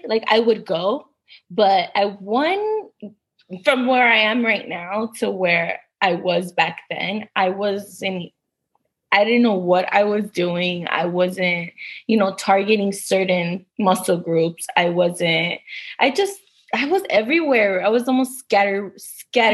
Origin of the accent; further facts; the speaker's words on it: Los Angeles, California, United States; I am from Los Angeles, California.